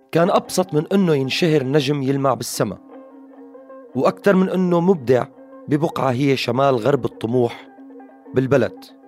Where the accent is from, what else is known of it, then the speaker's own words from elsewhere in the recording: Syria; نحن أه كسوريين